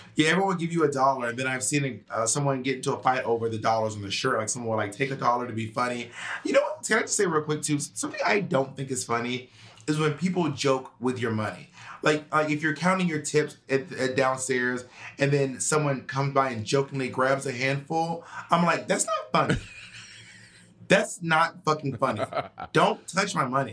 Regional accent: Atlanta, Georgia, United States; I'm from Atlanta, Georgia

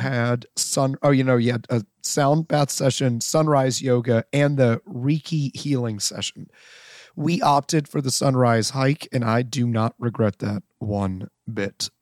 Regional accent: Canton, Ohio, United States; I'm from Canton.

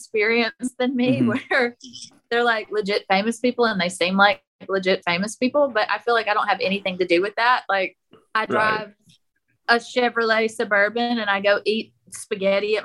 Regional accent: Mississippi, United States; also born or lived in Oxford, Mississippi; we're from Mississippi

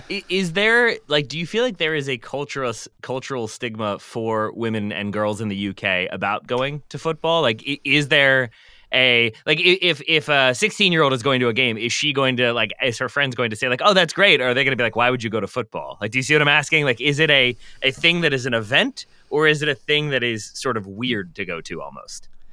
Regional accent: Richmond, Virginia, United States; I'm from Richmond.

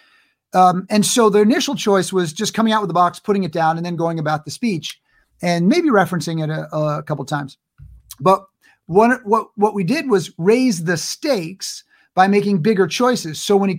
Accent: New York, United States; And I grew up in New York. So like I could play mafia guys.

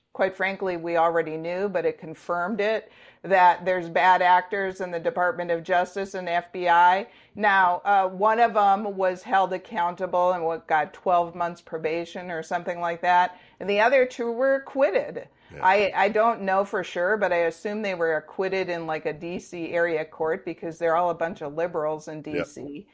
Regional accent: Kohler, Wisconsin, United States; I grew up in Kohler, in a small town of 1,200 people.

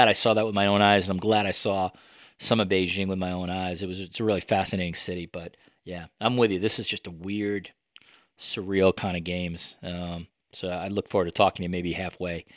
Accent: United States; I'm an American

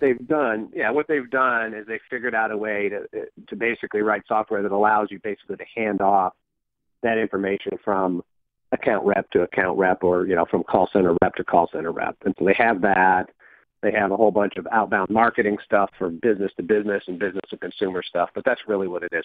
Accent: Michigan, United States; where I grew up in Michigan

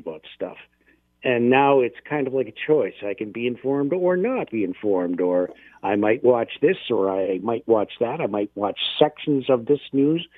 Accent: London, Ontario, Canada; now in Hamilton, Canada; my hometown of London

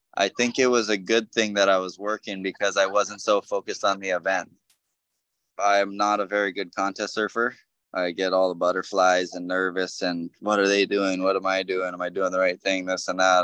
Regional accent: North Shore, Oahu, Hawaii, United States; born and raised here on the North Shore.

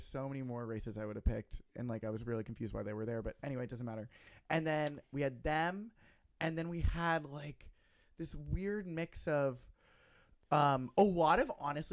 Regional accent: the South, United States; I'm an inbred from the South

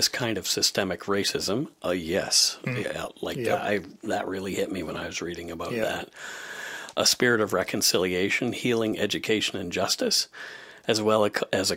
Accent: Bridgewater, Nova Scotia, Canada; originally from my hometown in Bridgewater

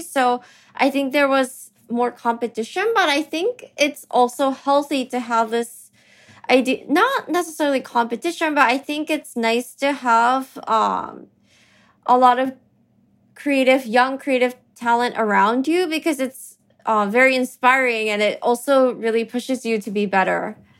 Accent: New York City, New York, United States; also born or lived in Tokyo, Japan; I was born in Tokyo, but I actually grew up in New York, and, um, I went to school here

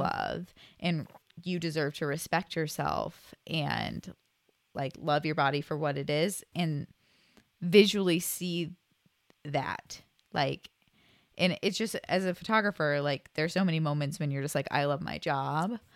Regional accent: Kent, Ohio, United States; also born or lived in Oregon; born and raised in Ohio. Did a little stint in Oregon for a bit, but back in Ohio

